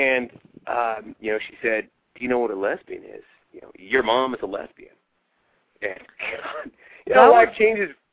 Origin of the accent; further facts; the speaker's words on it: Southern California, United States; I was growing up in Southern California